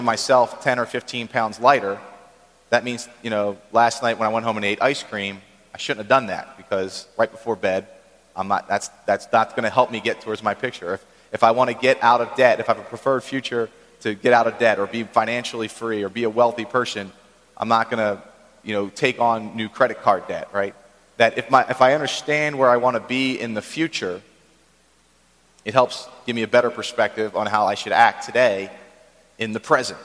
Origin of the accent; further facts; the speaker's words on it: Philadelphia, Pennsylvania, United States; also born or lived in Maryland; I grew up in Philadelphia